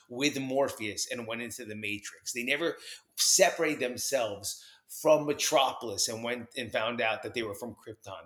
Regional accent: New Jersey, United States; also born or lived in New York; I was growing up in New York and New Jersey

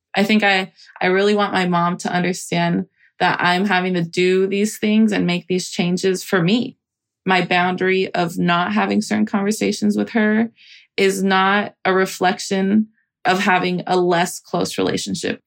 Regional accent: Salinas, California, United States; moved away as an adult; now in San Francisco, United States; I grew up in Salinas, California, and I'm currently based in San Francisco

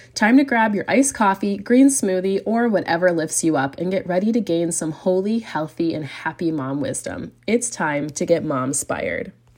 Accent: United States; moved away as an adult; now in Europe; I'm also an American mama raising a family in Europe

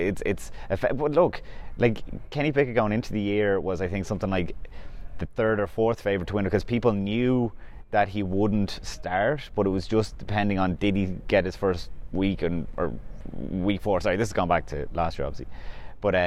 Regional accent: Ireland; we are doing it as Irish people

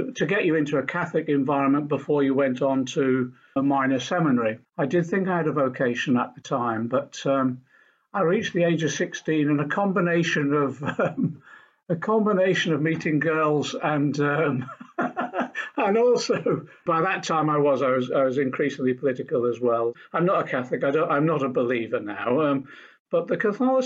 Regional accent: Norfolk, East of England, United Kingdom; also born or lived in Liverpool; I was born in Liverpool and lived the early years of my life there, but we then moved to Norfolk, where my mother originally came from

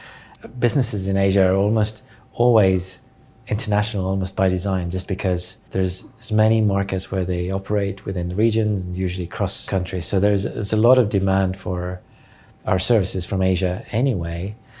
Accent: Estonia; English is a second language; I'm born in the 1980, and I was 9 years old when the Berlin Wall fell, and I was 11 years old when Estonia regained its independence from Soviet Union.

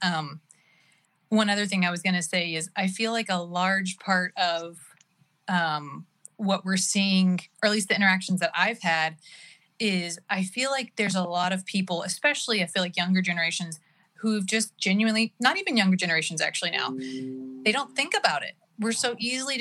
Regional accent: Oklahoma, United States; now in California, United States; born and raised in Oklahoma

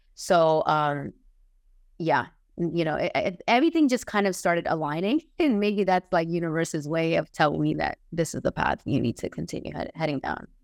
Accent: New York, United States; moved away as an adult; now in Los Angeles, United States; I currently live in Los Angeles. I'm originally from New York. I moved out to the West Coast last year

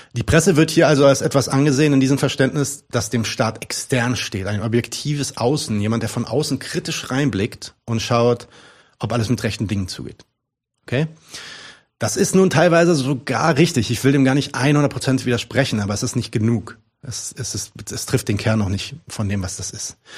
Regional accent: Palestine; ich bin ja Palästinenser

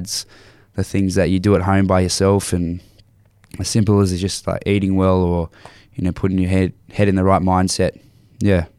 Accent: Landsborough, Queensland, Australia; also born or lived in Nambour; growing up in Lansborough

